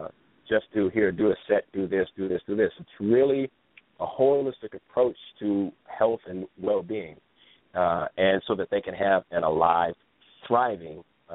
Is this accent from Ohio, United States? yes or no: yes; Ohio, United States; now in California, United States; When I came to California from Ohio, now this is the land of feel good, look good.